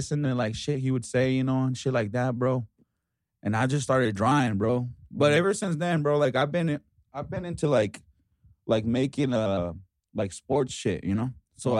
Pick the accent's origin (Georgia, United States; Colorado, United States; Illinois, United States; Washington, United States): Colorado, United States; Denver; English is a second language; also born or lived in Ciudad Juarez, Chihuahua, Mexico; I moved over here when I was like 7, bro. So I'm originally from Denver